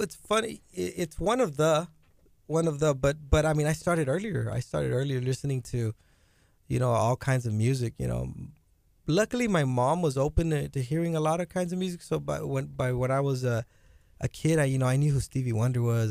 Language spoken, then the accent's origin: English; Rio Grande Valley, Texas, United States; I come from the Rio Grande Valley, man. There's nothing to do over there.